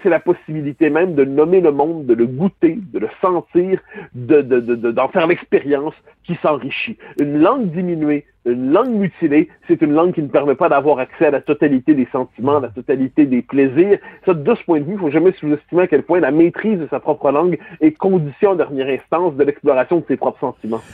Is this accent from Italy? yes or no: no; Quebec, Canada